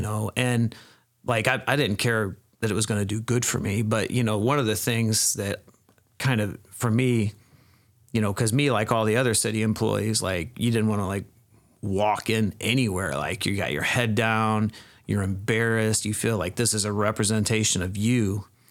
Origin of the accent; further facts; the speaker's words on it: Peoria Heights, Illinois, United States; moved away as an adult; now in Dixon, United States; I grew up in Peoria Heights, Illinois, which is, um, kind of central Illinois.